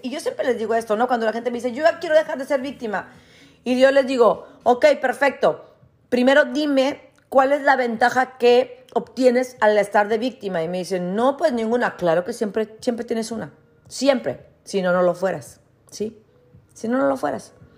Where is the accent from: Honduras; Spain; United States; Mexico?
Mexico; Ciudad Victoria, Tamaulipas; moved away; yo crecí en Ciudad Victoria, que no es un pueblo, pero es una ciudad muy chica.